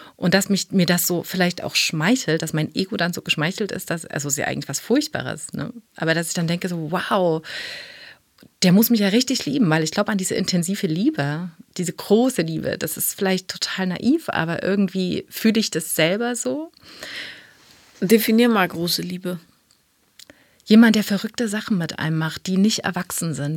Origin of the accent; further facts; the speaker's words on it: East Germany, Germany; meine Kindheit war in der DDR